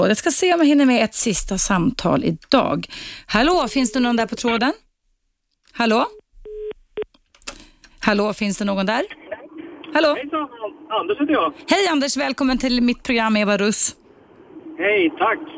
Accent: Iran; Swedish is a second language; moved away as an adult; also born or lived in Viksjö, Sweden; now in Sweden; Jag är från Persien, Iran.

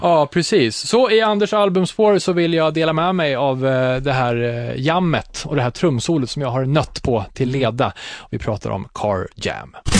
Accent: Katrineholm, Södermanland, Sweden; born or raised there

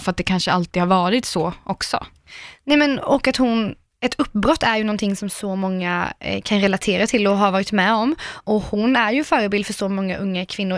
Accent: Karlskrona, Blekinge, Sweden; moved away; jag är ju småstadstjej, alltså 110 Jag kommer från Karlskrona.

